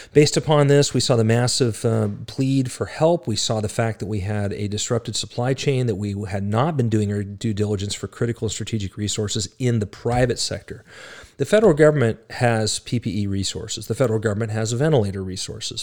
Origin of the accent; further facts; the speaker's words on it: United States; We are Americans